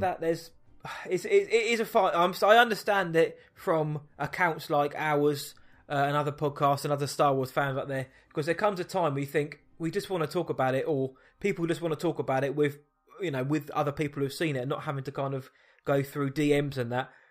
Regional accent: Surrey, South East England, United Kingdom; I'm from Surrey

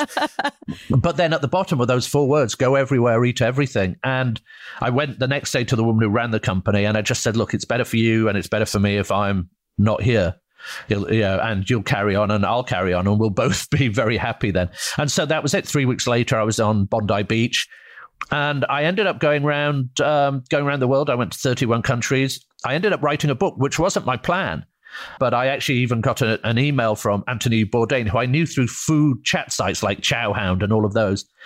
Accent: United Kingdom; moved away as an adult; now in United States; I'm from Britain

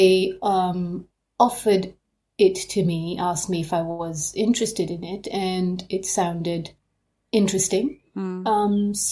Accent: Mombasa, Mombasa County, Kenya; now in Nottingham, United Kingdom; I grew up in Mombasa, in Kenya

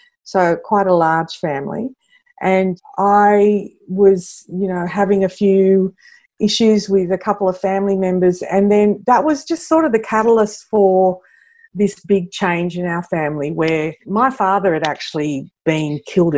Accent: Sydney, New South Wales, Australia; I grew up in Western Sydney

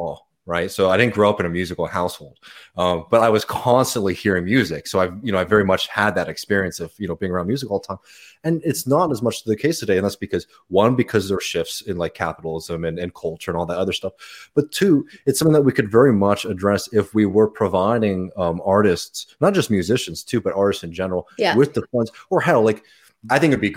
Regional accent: Austin, Texas, United States; I'm from Austin. I'm in Austin

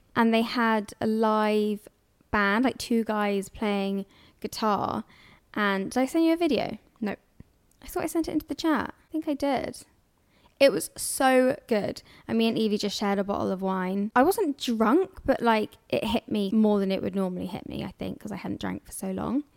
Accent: London, United Kingdom; I'm from here.

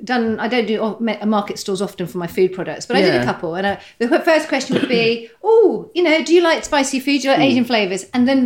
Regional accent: Saudi Arabia; born there; also born or lived in Qatar; I was born in Saudi. So my dad worked over there.

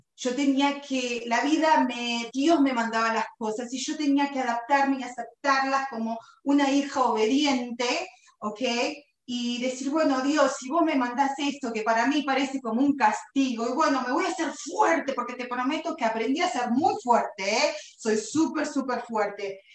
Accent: Buenos Aires, Argentina; moved away; nací en Buenos Aires, Argentina, hace 47 años

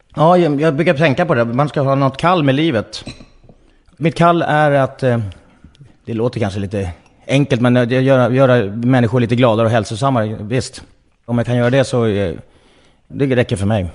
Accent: Nacka, Stockholm County, Sweden; jag är född i Nacka utanför Stockholm

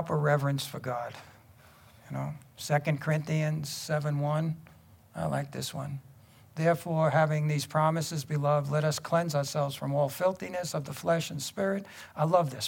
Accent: New York City, New York, United States; growing up in Brooklyn

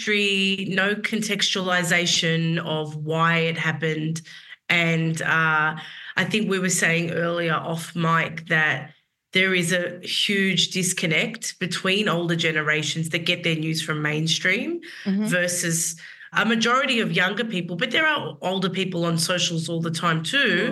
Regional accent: Sydney, New South Wales, Australia; moved away as an adult; also born or lived in Central Coast, New South Wales / New York; I grew up for a couple of years on the Central Coast, but I mainly grew up in the inner west

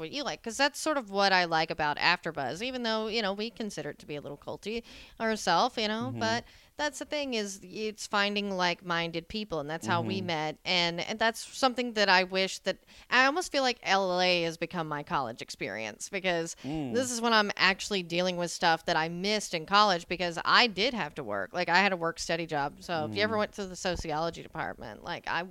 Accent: Tyler, Texas, United States; moved away; I had to go to the junior college in my hometown

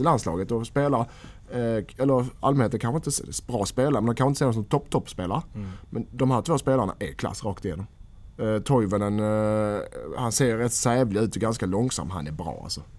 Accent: Helsingborg, Skåne, Sweden; moved away; hemma i Helsingborg. Nästan Helsingborg

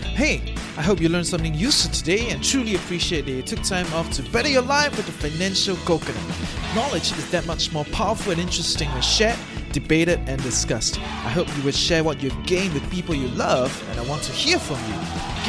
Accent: Singapore; now in Malaysia; I'm from Singapore. I live in Malaysia

